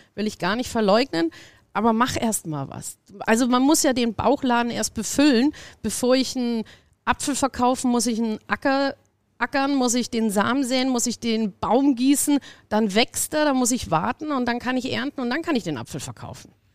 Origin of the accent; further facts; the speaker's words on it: Munich, Bavaria, Germany; moved away; Ich komme aus München, habe da das Backstage mit groß gemacht damals